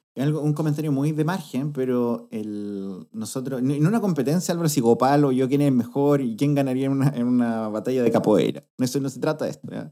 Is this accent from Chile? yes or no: yes; Talca, Maule, Chile; soy de Talca